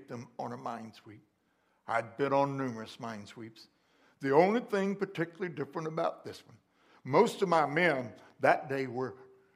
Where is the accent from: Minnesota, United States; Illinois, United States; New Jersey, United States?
Illinois, United States; McLeansboro; born or raised there